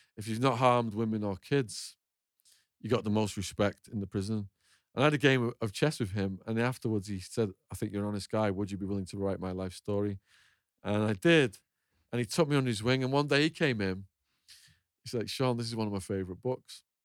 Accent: Northern England, United Kingdom; moved away as an adult; also born or lived in Arizona, United States; my hometown, and I, I've been away for sixteen, seventeen years

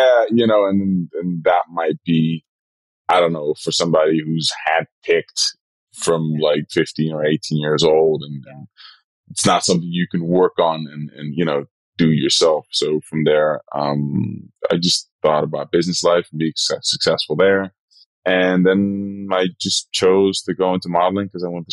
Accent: Rotterdam, South Holland, Netherlands; English is a second language; moved away as an adult; also born or lived in Suriname; now in United States; Rotterdam is where I grew up in the Netherlands.

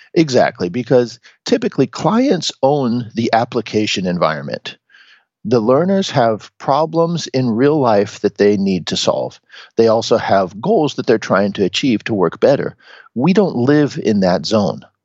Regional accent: Seattle, Washington, United States; moved away as an adult; now in Japan; I'm originally from Seattle in the United States. I was born and raised as just a, a regular guy there.

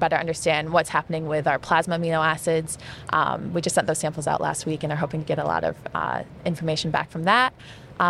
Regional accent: near Syracuse, Central New York, United States; moved away; I'm originally from Central New York, not too far from Syracuse

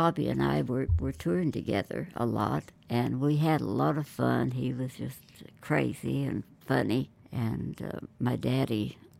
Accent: Oklahoma, United States; also born or lived in California; And here I am from Oklahoma and work in California.

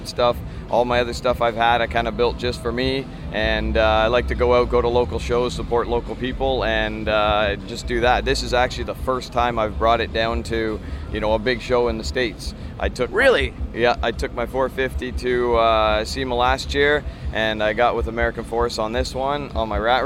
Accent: Ontario, Canada; We're from Ontario, Canada

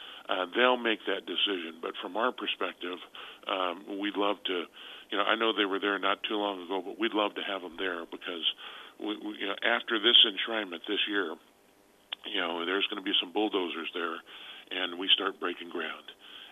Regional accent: California, United States; moved away; And I'm from California, where you kind of change your friends like you change your shirt.

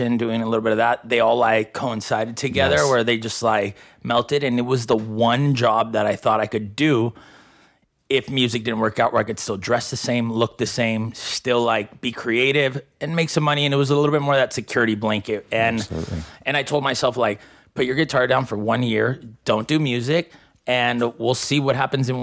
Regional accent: Los Angeles, California, United States; first language Spanish; English is a second language; also born or lived in Glendale, California / Las Vegas; I moved it to the San Fernando Valley to Woodland Hills when I was about 7, lived there till I was 18.

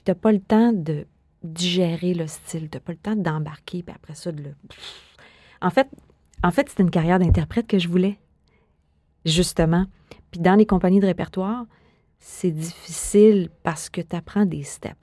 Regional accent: Montreal, Quebec, Canada; moved away as an adult; also born or lived in Netherlands; moi, je viens de Montréal

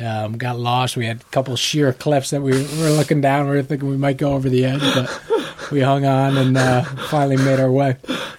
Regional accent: New York City, New York, United States; From New York City.

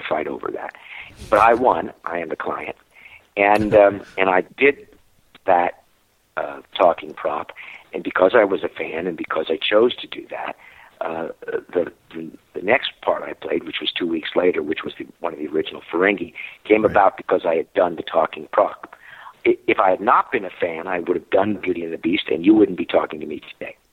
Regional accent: New Jersey, United States; moved away; I'm from New Jersey

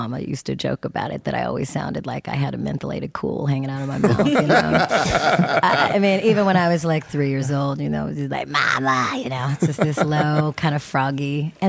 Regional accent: Encino, California, United States; born there; I was born in Encino.

